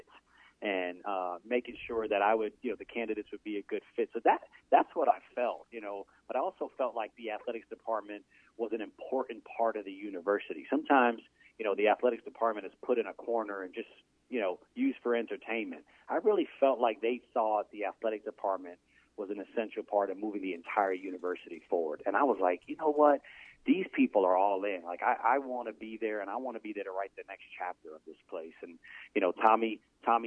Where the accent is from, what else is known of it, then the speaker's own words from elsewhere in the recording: New York, United States; moved away as an adult; being a New Yorker